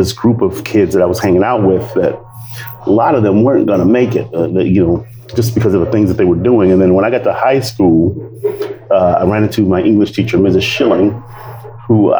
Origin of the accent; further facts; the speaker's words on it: Compton, California, United States; I grew up in Compton